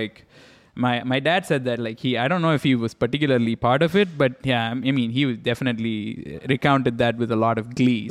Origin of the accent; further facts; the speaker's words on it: India; I grew up in India